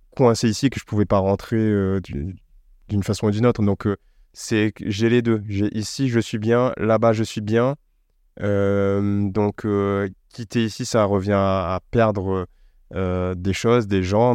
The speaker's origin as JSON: {"language": "French", "country": "Réunion", "tie": "born or raised there", "moved": "yes", "lives_now": "Paris, France", "said": "je suis né sur une île près de l'Afrique. Je suis français, européen"}